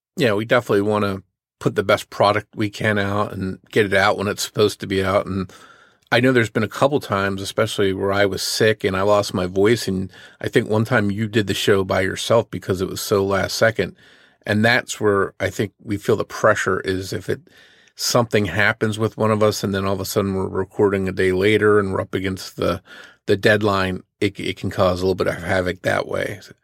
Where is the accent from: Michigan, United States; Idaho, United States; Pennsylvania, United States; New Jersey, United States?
New Jersey, United States; where I grew up in New Jersey